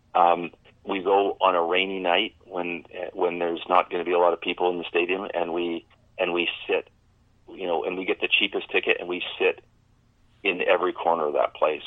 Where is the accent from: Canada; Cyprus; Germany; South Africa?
Canada; Medicine Hat, Alberta; as a kid growing up in Medicine Hat